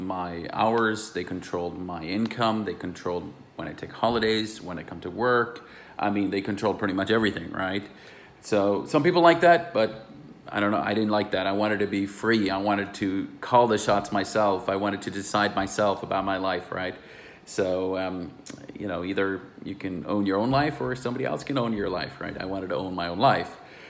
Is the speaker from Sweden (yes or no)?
yes; Sweden; English is a second language; moved away; also born or lived in United States / Luxembourg; Like I said … I'm originally from Sweden. I know I speak a little American, but hey, I have grown up, I went to university in America, and then I came back to Europe